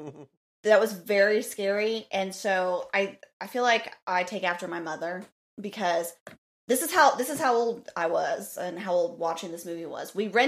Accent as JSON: {"language": "English", "town": "St. Louis", "region": "Missouri", "country": "United States", "said": "we are obviously from St. Louis"}